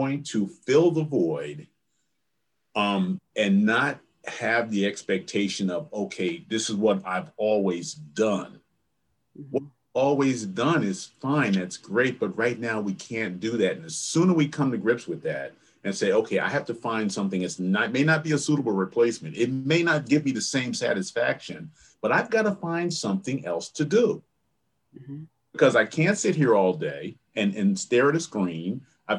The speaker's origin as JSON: {"language": "English", "town": "Neptune", "region": "New Jersey", "country": "United States", "tie": "born or raised there", "also_born_or_lived": "Princeton, New Jersey / Milwaukee, Wisconsin", "moved": "as an adult", "said": "I grew up on the Jersey Shore down by Asbury Park, Neptune area"}